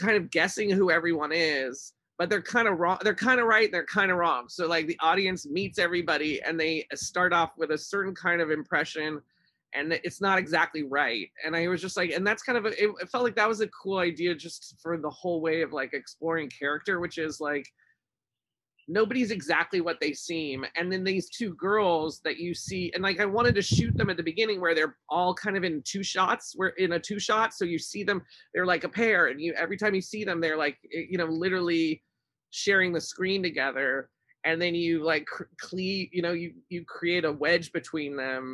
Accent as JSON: {"language": "English", "town": "Pasadena", "region": "California", "country": "United States", "tie": "born or raised there", "also_born_or_lived": "Glendale", "said": "I was born in Pasadena, but my family is spread through the inland and Orange County"}